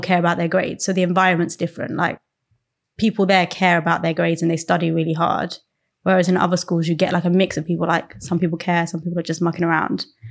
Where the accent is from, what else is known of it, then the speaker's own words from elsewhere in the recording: Croydon, London, United Kingdom; I'm from Croydon.